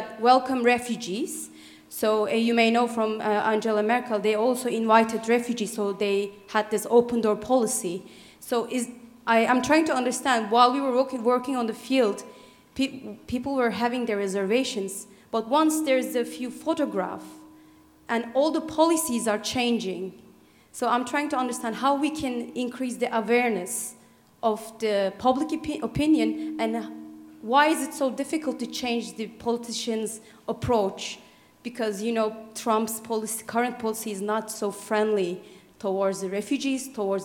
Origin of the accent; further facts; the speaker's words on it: Turkey; I'm from Turkey